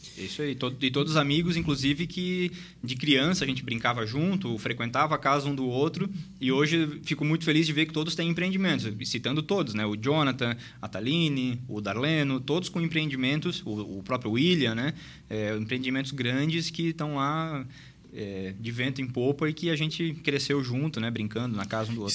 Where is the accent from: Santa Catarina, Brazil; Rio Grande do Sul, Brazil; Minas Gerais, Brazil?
Santa Catarina, Brazil; Luiz Alves; nascido e criado em Luiz Alves. Então, sou natural de Luiz Alves